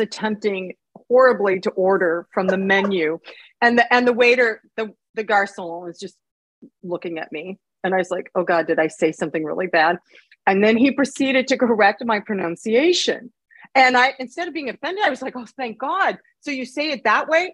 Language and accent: English; United States; as an American